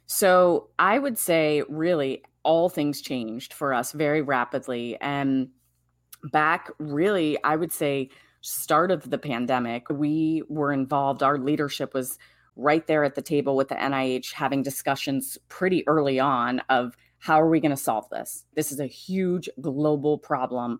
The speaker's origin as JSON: {"language": "English", "area": "Washington, D.C. area", "region": "District of Columbia", "country": "United States", "tie": "born or raised there", "said": "took that in D, in the D C Bureau and moved back to my hometown area"}